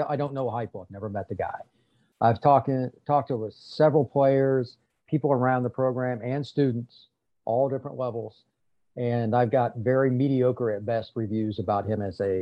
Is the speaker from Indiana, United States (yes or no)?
yes; Indiana, United States; I grew up in Indiana